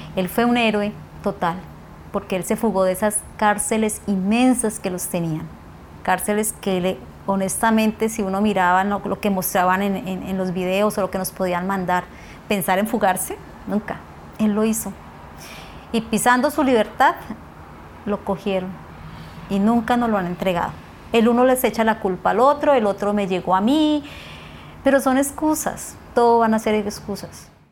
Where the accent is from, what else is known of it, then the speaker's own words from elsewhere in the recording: Puerto Lleras, Meta, Colombia; tengo 44 años y nací en Puerto Lleras Meta